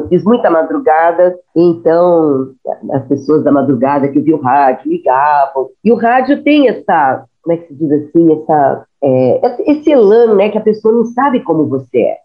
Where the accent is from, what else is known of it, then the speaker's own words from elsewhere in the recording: Rio de Janeiro, Brazil; moved away as an adult; also born or lived in Curitiba; eu sou carioca